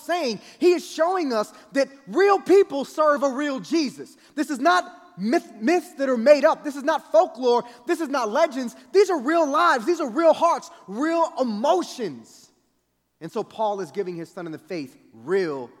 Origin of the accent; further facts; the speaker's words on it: Kansas City, United States; I grew up in Kansas City, and it would get cold in the wintertime